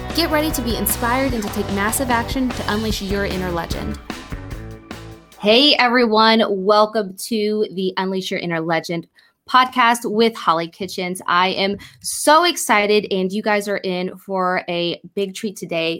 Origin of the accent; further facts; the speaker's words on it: Rush Springs, Oklahoma, United States; I'm from from Rush Springs, so it's about. I, I think it's about an hour and a half, maybe two or three hours from uh, Tulsa